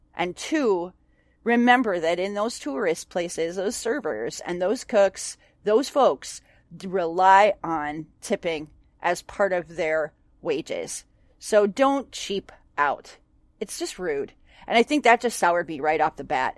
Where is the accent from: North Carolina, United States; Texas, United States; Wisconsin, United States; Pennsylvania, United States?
Wisconsin, United States; Onalaska; moved away; my hometown of Onalaska